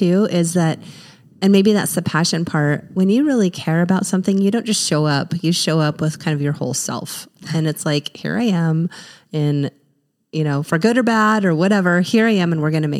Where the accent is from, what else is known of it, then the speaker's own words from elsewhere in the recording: Utah, United States; growing up in Utah